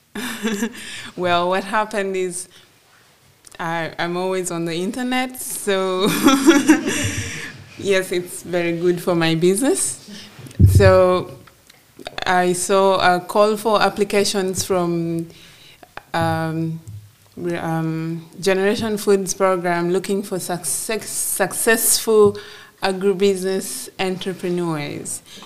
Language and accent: English; Gulu, Northern Region, Uganda; I was born and raised in Gulu in northern Uganda